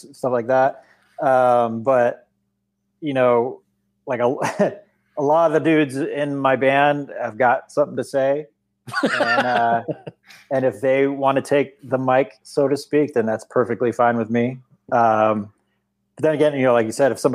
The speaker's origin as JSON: {"language": "English", "area": "Orange County", "region": "California", "country": "United States", "tie": "born or raised there", "said": "I was born and raised in Orange County, California"}